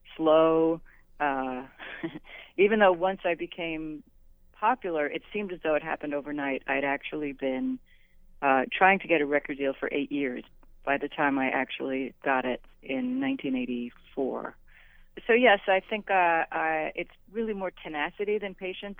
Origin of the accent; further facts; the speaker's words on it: New York City, New York, United States; as a young girl growing up in New York City